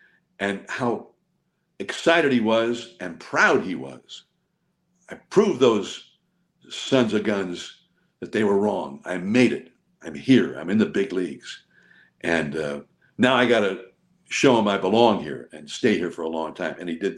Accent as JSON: {"language": "English", "town": "Hayward", "region": "California", "country": "United States", "tie": "born or raised there", "said": "I think Joe and I, and we both grew up here in the Bay Area, in the East Bay. Joe in Oakland. I grew up in Hayward, a little bit south of Oakland."}